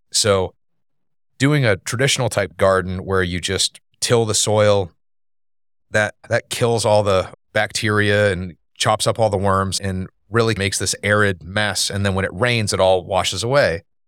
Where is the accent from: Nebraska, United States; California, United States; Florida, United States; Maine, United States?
Maine, United States; moved away as an adult; now in Wake Forest, United States; we're originally from Maine.